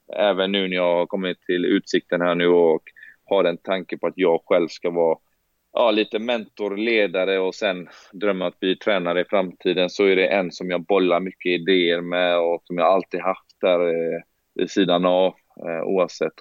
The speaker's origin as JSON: {"language": "Swedish", "town": "Gothenburg", "region": "Västra Götaland", "country": "Sweden", "tie": "born or raised there", "moved": "as an adult", "said": "jag är från Hammarkullen och jag har sett en del saker i mina tider och jag har varit upp, typ uppväxt"}